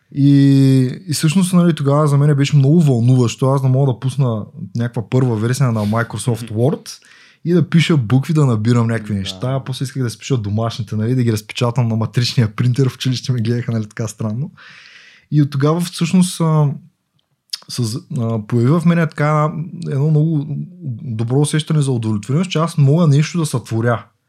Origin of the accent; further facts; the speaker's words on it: Yambol, Yambol Province, Bulgaria; Аз съм от Ямбо. Принцип, това е малък град.